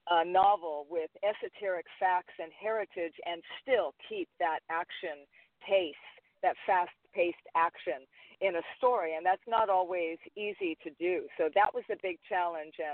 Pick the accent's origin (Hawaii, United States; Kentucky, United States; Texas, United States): Hawaii, United States; even though I'm Hawaiian